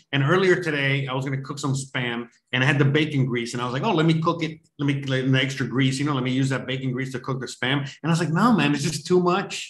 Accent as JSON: {"language": "English", "country": "United States", "said": "why is the US of A, my home country"}